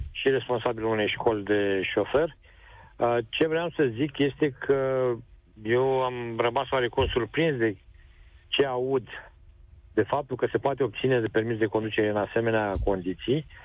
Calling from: Galați, Galați County, Romania; Uh, vă sunt din Galați.

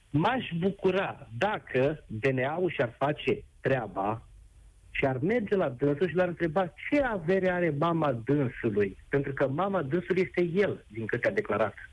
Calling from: Focșani, Vrancea County, Romania; Uh, Nedere, sunt din Focșani.

